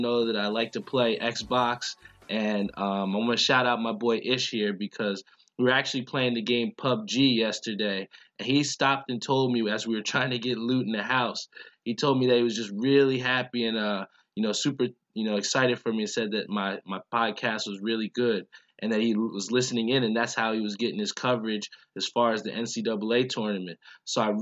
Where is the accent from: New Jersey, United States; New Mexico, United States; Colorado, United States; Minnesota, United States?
New Jersey, United States; Edison; my hometown of Edison